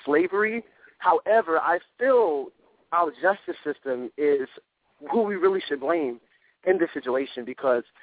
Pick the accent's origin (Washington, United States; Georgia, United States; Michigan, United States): Georgia, United States; Savannah; I'm from Savannah, Georgia.